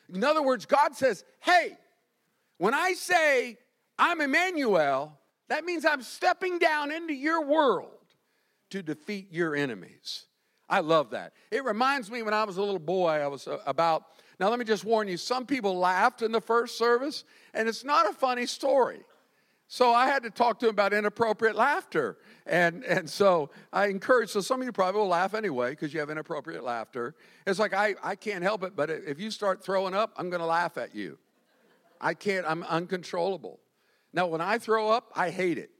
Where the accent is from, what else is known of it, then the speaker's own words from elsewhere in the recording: Winter Park, Florida, United States; I'm growing up in Winter Park, first generation Floridian